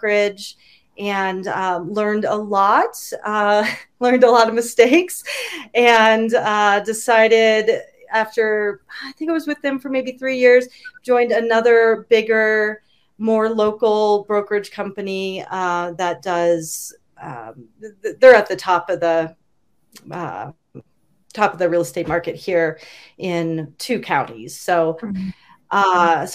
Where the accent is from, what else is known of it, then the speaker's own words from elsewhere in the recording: Denver, Colorado, United States; also born or lived in Washington State / Fort Collins; grew up in Denver, and I've always been kind of a city girl